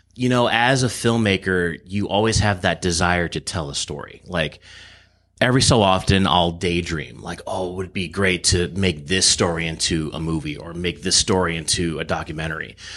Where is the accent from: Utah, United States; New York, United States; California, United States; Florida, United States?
California, United States; Irvine; also born or lived in Los Angeles, California; now in Coachella Valley, United States; I grew up in Irvine. S, uh, lived there until I was twenty-one, then I moved to L A to go to film school